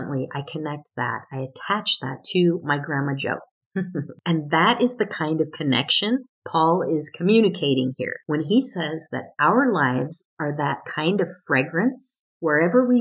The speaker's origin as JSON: {"language": "English", "region": "Oregon", "country": "United States", "tie": "born or raised there", "said": "where I grew up in Oregon"}